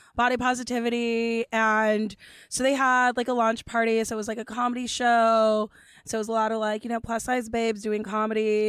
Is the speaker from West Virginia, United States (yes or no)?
no; Los Angeles, California, United States; I grew up in Los Angeles